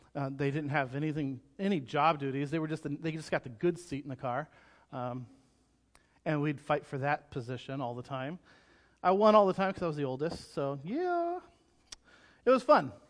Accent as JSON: {"language": "English", "region": "California", "country": "United States", "tie": "born or raised there", "said": "growing up in California"}